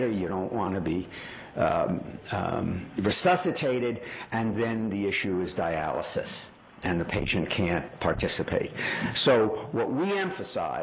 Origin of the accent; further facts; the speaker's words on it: New York, United States; I grew up in New York